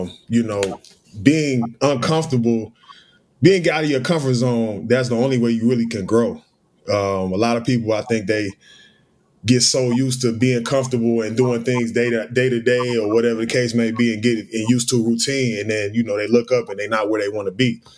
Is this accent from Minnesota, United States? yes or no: no; Beavercreek, Ohio, United States; moved away; I'm from Beaver Creek. Dayton, Ohio, 937